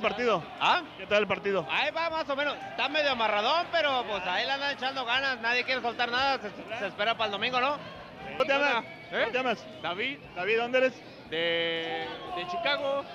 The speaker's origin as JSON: {"language": "Spanish", "region": "Guerrero", "country": "Mexico", "said": "yo soy de Guerrero también."}